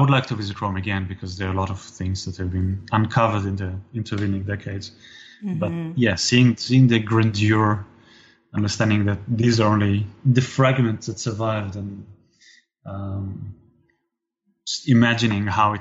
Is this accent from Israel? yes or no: yes; Israel; growing up in Israel